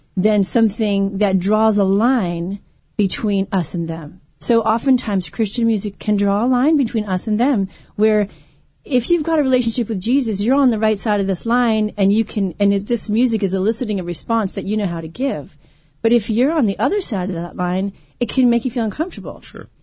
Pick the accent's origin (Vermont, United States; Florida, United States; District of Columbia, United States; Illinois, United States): Vermont, United States; moved away as an adult; also born or lived in Ohio; now in southern California, United States; my home state